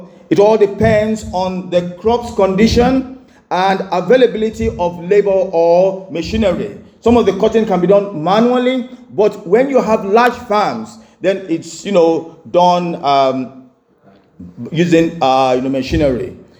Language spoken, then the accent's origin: English; Enugu State, Nigeria; also born or lived in Oran (hometown, possibly Orlu), Nigeria; We used to live in Enugu, and my dad, you know, was a civil engineer